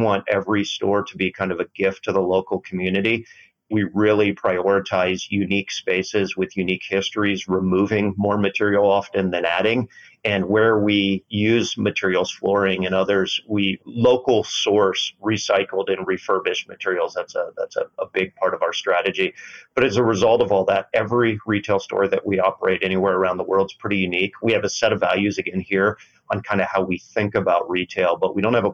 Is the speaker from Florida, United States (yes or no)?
yes; Florida, United States; moved away; I grew up in Florida